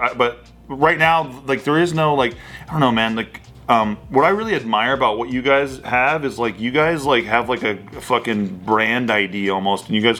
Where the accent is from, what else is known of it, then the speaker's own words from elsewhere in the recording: United States; But no, I mean, I'm just an American, and I feel that way about basically everyone in this room as well. It's like we're all just Americans